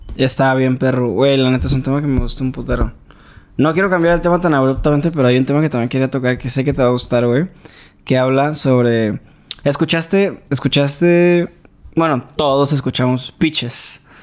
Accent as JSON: {"language": "Spanish", "region": "Veracruz", "country": "Mexico", "said": "nosotros somos jarochos"}